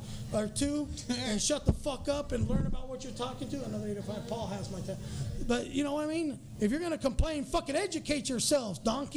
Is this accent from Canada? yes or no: no; Costa Rica; now in United States; I'm from Costa Rica